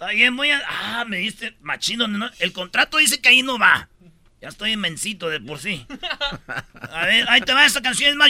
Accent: Mexico; El shawarma es eh, ya ahorita ya, pues como mexicanos ya le ya es el bistec de puerco metido y sazonado acá con acá con lo que nosotros conocemos como el taco al pastor.

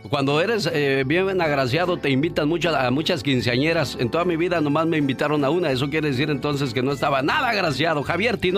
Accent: Mexico City, Mexico; moved away; Porque un día salí de la Ciudad de México. Pero la Ciudad de México nunca salió de mí.

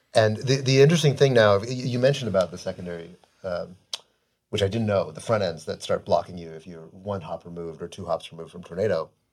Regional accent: United States; I'm an American. I love America

